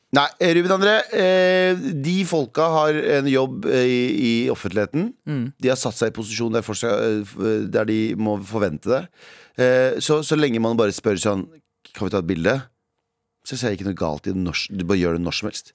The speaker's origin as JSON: {"language": "Norwegian", "country": "Norway"}